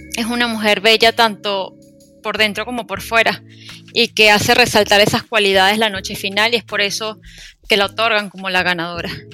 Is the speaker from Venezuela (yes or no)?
yes; Venezuela; en mi país, en Venezuela